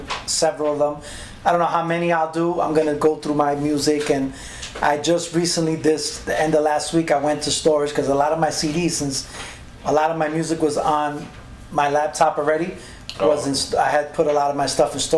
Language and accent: English; New York, United States; I'm from New York